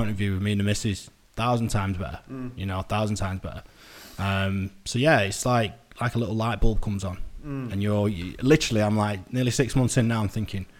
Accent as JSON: {"language": "English", "town": "Manchester", "region": "North West England", "country": "United Kingdom"}